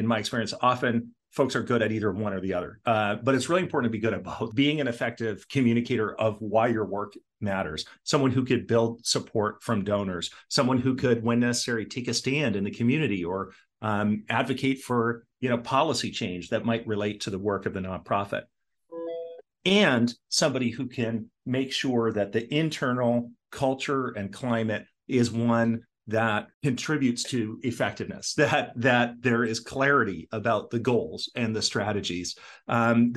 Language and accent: English; Portland, Oregon, United States; also born or lived in Toronto, Ontario, Canada; so we moved to Portland, Oregon, and that's where I grew up with my two brothers.